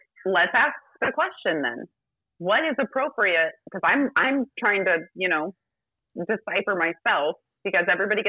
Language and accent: English; Rome, Lazio, Italy; born there; I was born in Rome.